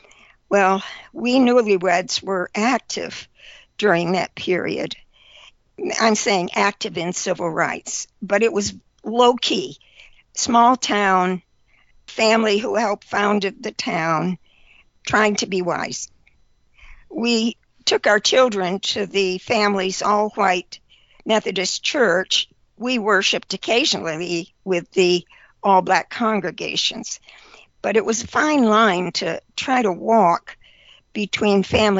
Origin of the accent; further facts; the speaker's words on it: small town in the Finger Lakes area, New York, United States; moved away as an adult; also born or lived in Barbados; I was born in the Depression in 1937 to the small town in the middle of New York State in the Finger Lakes area. It was surrounded by dairy farms, but my parents worked at the Smith Corona typewriter factory in town.